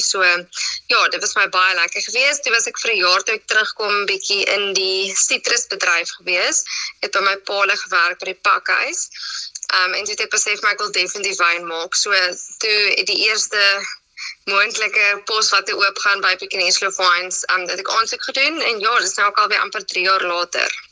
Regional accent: Citrusdal, Western Cape, South Africa; also born or lived in Stellenbosch; In Citrusdal. So dit is my baie lekker om terug in my tuisdorp te wees

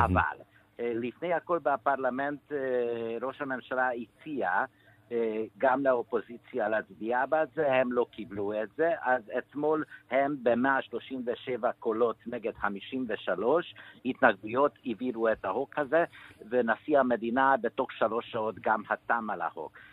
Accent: Hungary; moved away; also born or lived in Israel; אני נולדתי בדיקטטורה בשנות ה-50 ולא במקרה שאני ברחתי מפה

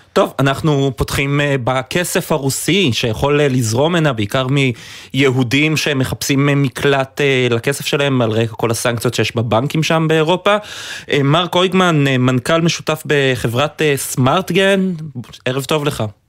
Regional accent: Haifa, Haifa District, Israel; moved away; אני חיפאי במקור, המפרץ, הלבניות שם זה חלק מנוף ילדותי

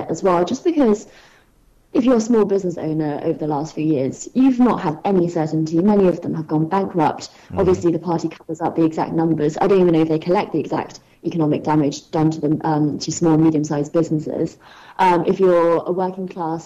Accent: China; born and raised in China

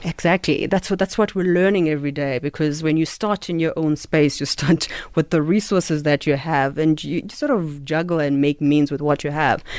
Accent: Eastern Cape, South Africa; I'm Xhosa from the Eastern Cape, so this is how we speak

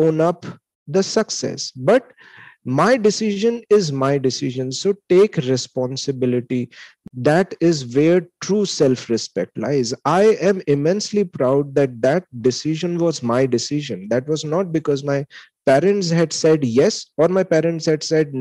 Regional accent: Lucknow, Uttar Pradesh, India; moved away as an adult; Lucknow is my hometown

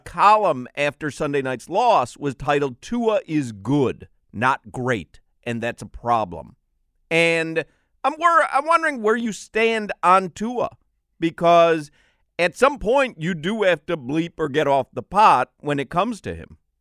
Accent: Chicago, Illinois, United States; I grew up in Chicago.

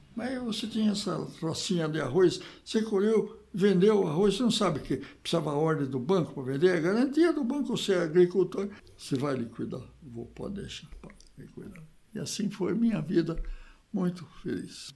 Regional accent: Piracicaba, São Paulo, Brazil; moved away as an adult; also born or lived in Nova Granada / São José do Rio Preto; eu sou de Piracicaba. Formei lá na, na escola de agronomia e tal, minha família mora toda lá

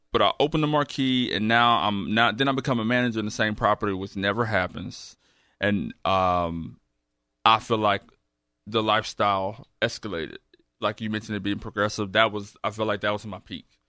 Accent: Houston, Texas, United States; I grew up right around the corner here in Navy, Southwest Houston.

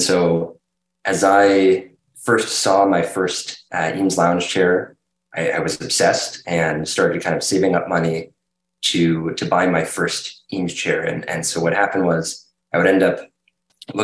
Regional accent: Hershey, Pennsylvania, United States; So I grew up in Hershey, and my parents had grown up first on chicken farm, my dad, but then in Miami Beach.

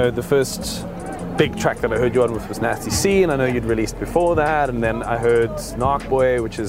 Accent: Cape Town, Western Cape, South Africa; moved away as an adult; now in Johannesburg, South Africa; I left when I was 23

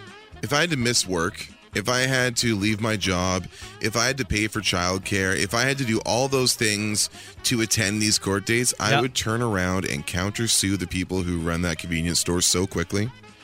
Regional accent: Ontario, Canada; I grew up in Northern Ontario, and this is for sure one of the craziest storms I've seen in 35 years.

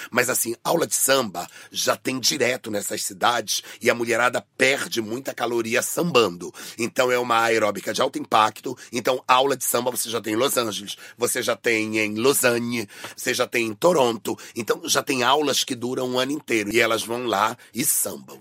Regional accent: Brazil; eu sou da Amazônia

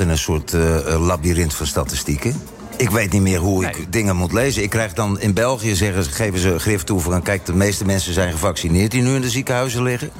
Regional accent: Netherlands; now in Cape Town, South Africa

